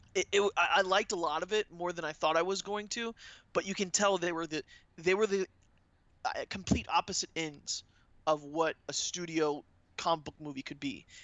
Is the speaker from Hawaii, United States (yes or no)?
no; Orlando, Florida, United States; I'm from Orlando